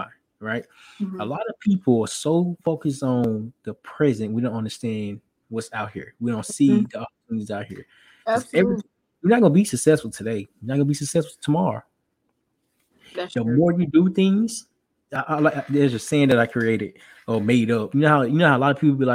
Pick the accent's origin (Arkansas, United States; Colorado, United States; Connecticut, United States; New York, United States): Arkansas, United States; We're both from Arkansas